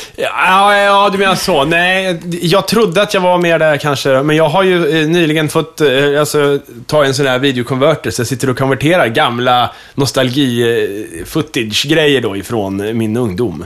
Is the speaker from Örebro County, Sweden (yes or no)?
yes; Kumla, Örebro County, Sweden; moved away; de låg i min utklädningslåda i Kumla.